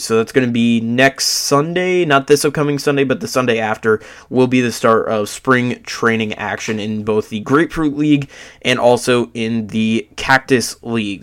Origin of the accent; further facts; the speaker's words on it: Tampa, Florida, United States; I'm from Florida. I'm from Tampa